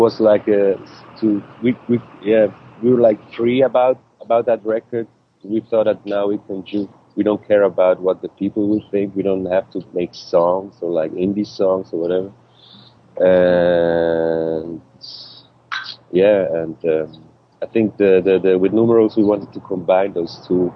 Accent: Switzerland; English is a second language; we grew up like outside of like 100 miles away from Zurich, in a little town, just like, I don't know, 20,000 people or so

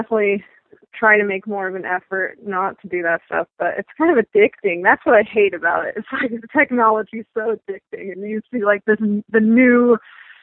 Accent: Asheville, North Carolina, United States; I'm from Asheville, North Carolina, and we have plenty

